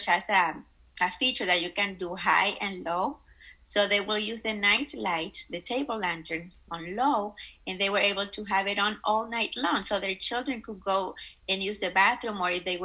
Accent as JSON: {"language": "English", "country": "Dominican Republic", "tie": "born or raised there", "moved": "yes", "said": "I grew up in the Dominican Republic"}